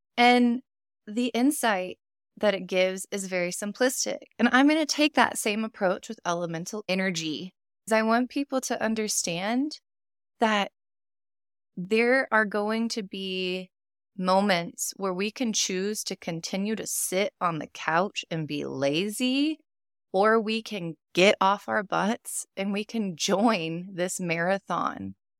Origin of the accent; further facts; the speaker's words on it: Texas, United States; I'm from Texas, born and raised